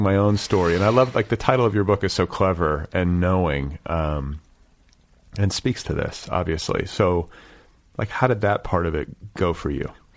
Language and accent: English; Milwaukee, Wisconsin, United States; moved away; also born or lived in Indiana; I'm from Milwaukee